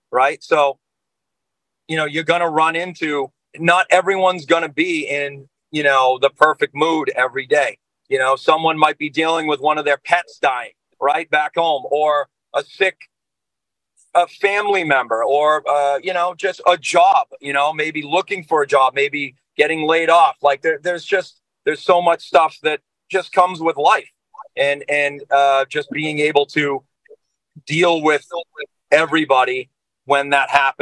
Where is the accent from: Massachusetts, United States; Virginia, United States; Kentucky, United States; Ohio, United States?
Massachusetts, United States; Boston; we're from New England. We're from the Boston area.